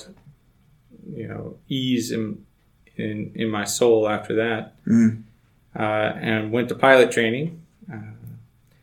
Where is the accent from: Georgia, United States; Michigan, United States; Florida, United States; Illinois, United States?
Georgia, United States; North; moved away as an adult; I grew up in North Georgia